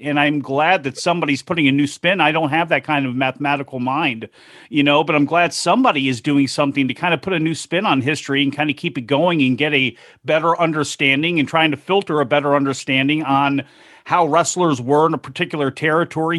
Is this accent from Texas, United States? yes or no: no; Chicago, Illinois, United States; One of my earliest memories of being in Chicago You know, at the age of five in kindergarten